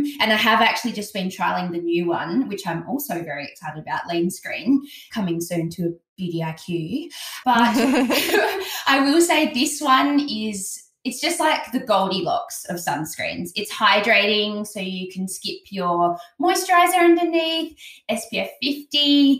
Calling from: Adelaide, South Australia, Australia; I'm actually recording from Adelaide and I didn't bring it.

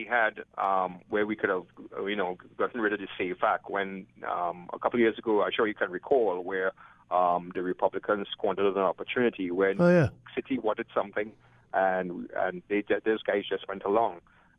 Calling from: Rochester, New York, United States; I'm calling from Rochester anyway, so that's why it dropped.

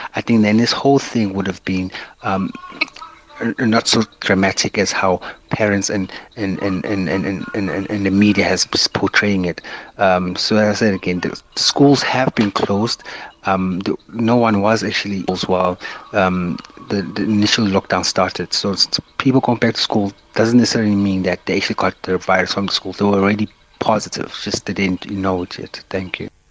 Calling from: Newcastle, KwaZulu-Natal, South Africa; I'm actually calling from Newcastle

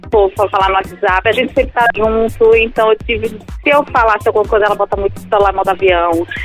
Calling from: Aracaju, Sergipe, Brazil; Eu falo aqui de Aracaju, Sergipe.

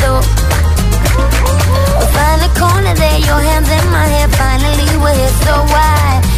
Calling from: Alcorcón, Community of Madrid, Spain; desde Alcorcón.

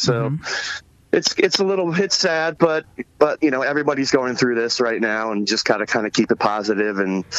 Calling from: Brooklyn, New York, United States; Yeah, I am locked down in Brooklyn, New York. I've been living out here for the last 2 years

